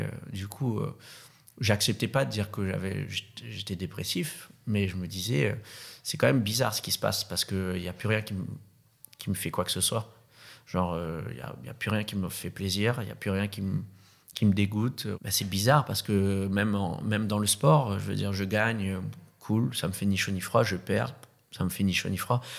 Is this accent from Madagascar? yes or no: yes; Madagascar; moved away; also born or lived in Réunion; Je suis né à la Réunion, qui est une île paradisiaque. Ensuite, j'ai grandi à Madagascar, qui est une autre île paradisiaque